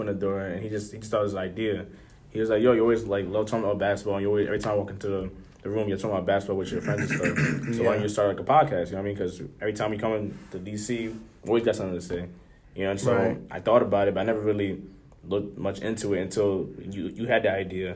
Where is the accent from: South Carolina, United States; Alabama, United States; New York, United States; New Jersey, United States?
New York, United States; Middletown; I'm from Middletown.